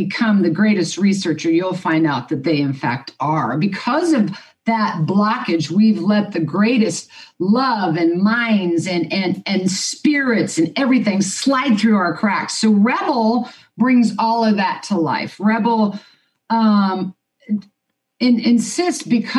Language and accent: English; Kansas, United States; I was born and raised in Kansas